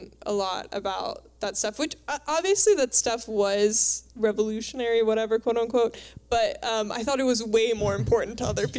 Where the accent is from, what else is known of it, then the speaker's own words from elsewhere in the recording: outside of Dallas, Texas, United States; We grew up outside of Dallas.